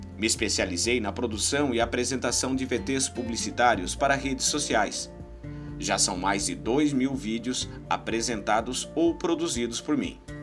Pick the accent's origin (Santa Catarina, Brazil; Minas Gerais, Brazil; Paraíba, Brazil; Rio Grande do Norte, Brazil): Santa Catarina, Brazil; Blumenau; em uma rádio na cidade de Blumenau, município onde nasci